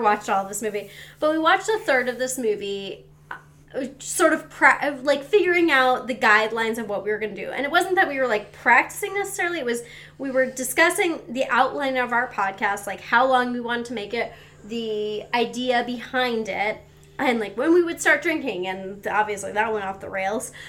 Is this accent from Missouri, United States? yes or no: no; Seattle, Washington, United States; we're from Seattle.